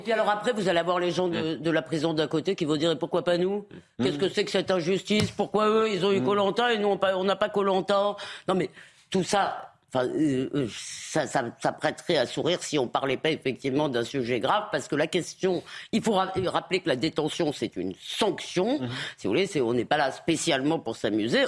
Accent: Épinay-sur-Seine, Île-de-France, France; j'ai grandi à Épinay-sur-Seine

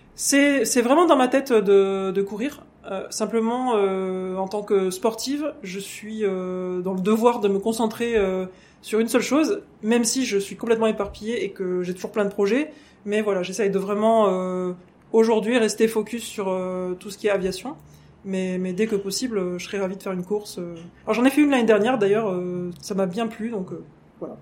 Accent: France; je suis française et anglaise, hein, donc j'ai des origines anglaises aussi.

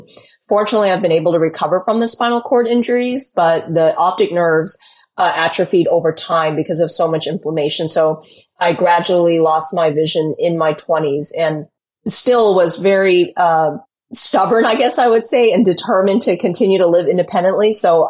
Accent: Texas, United States; also born or lived in California; I was born in California, but mostly grew up in Texas, I would say. So I consider myself a Texas gal at heart.

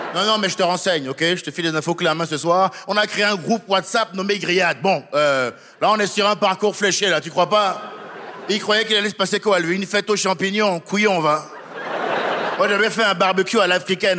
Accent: France; moi, en tant que Français

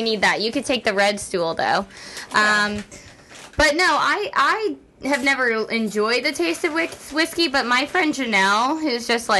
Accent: New York City, New York, United States; I'm from Staten Island.

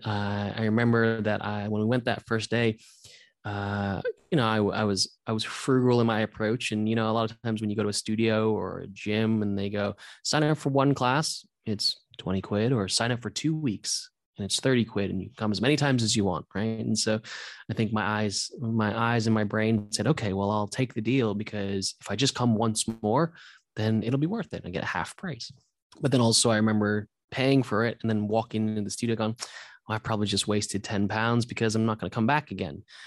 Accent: Santa Monica, California, United States; also born or lived in New Zealand; I was actually born in New Zealand, but I grew up in Santa Monica, um, from about the age of four.

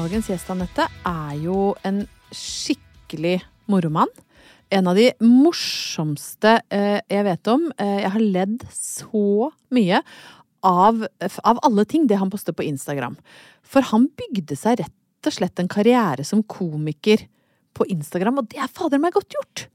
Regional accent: Brøttum, Innlandet, Norway; Jeg er jo fra Brøttum

